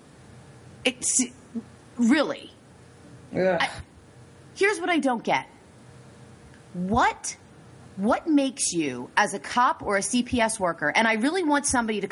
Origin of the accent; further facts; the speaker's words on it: United States; I'm a Native American. I was born in America.